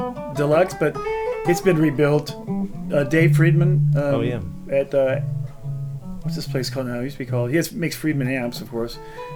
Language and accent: English; Alabama, United States; When I was growing up in Alabama, we used to go into Walmart there